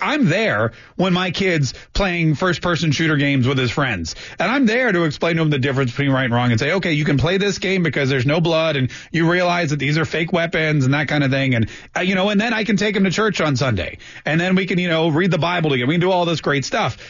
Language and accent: English; North Carolina, United States; when I was growing up in North Carolina